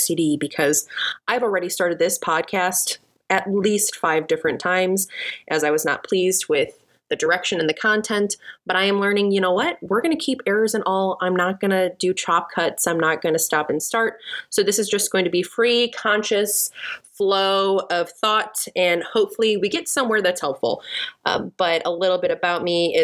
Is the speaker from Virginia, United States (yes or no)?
no; Chicago, Illinois, United States; moved away as an adult; now in Texas, United States; I'm originally from Chicago, and I currently live in Texas for the last 2 years